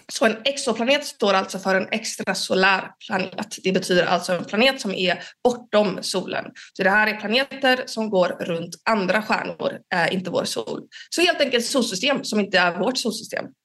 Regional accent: Gothenburg, Västra Götaland, Sweden; now in Uppsala, Sweden; Jag kommer från början från Göteborg

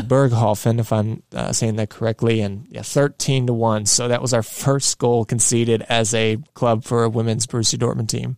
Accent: Midwest, United States; we're from the Midwest

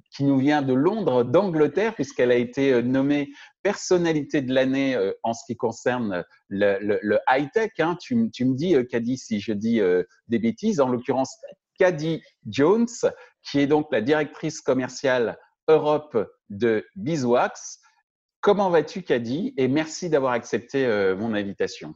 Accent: France; chez nous en France

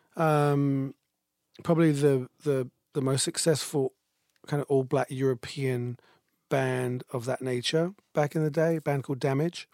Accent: United Kingdom; moved away; I'm British

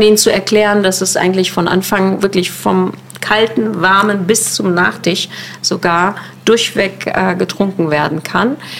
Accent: Neukölln, Berlin, Germany; ich komme aus Neukölln

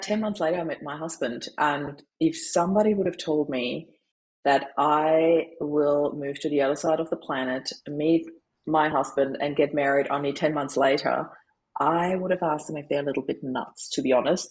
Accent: Austria; moved away as an adult; now in Australia; I'm originally from Austria. I always put that up front because people always wonder about my accent. Was born in Austria, moved to Australia in 2004

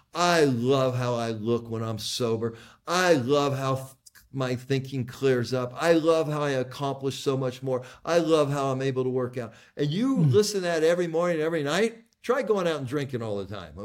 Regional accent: United States; I was born in America in 1957, white

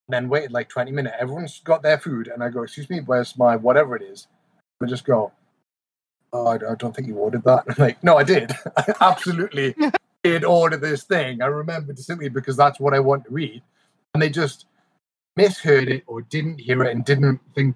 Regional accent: Newcastle upon Tyne, North East England, United Kingdom; accent: Geordie; moved away as an adult; now in United States; I got really Geordie

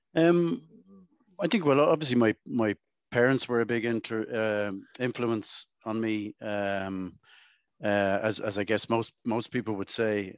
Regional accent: Dublin, Leinster, Ireland; I grew up around the South Circular Road

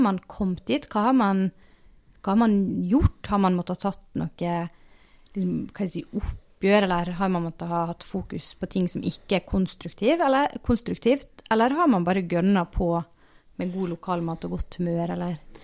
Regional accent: Sunnmøre, near Geiranger, Møre og Romsdal, Norway; moved away; also born or lived in Trøndelag; for meg som sunnmøring har vokst opp ganske nært eh, Geiranger.

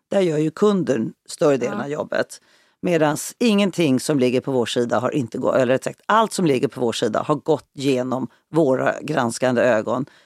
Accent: Skåne, Sweden; Jag är uppvuxen i Skåne i en stor familj. Eh, att jag inte talar skånska beror på att mina föräldrar var stockholmare.

